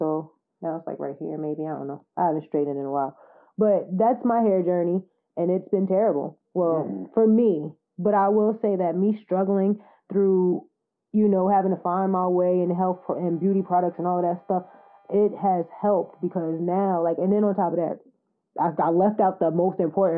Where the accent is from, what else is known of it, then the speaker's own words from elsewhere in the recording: the South, United States; moved away; I was from the South.